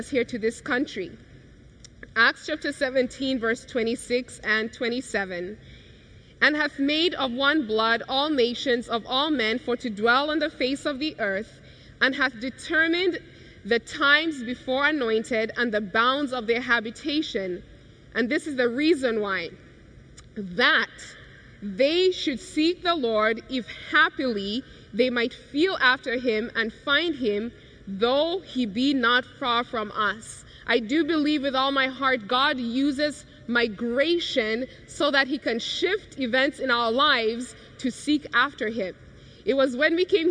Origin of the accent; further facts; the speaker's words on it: Kenya; growing up in Kenya, such a carefree life, happy